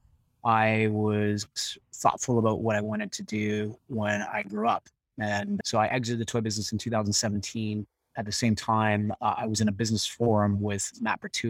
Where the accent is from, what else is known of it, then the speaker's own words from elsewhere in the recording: Canada; being a Canadian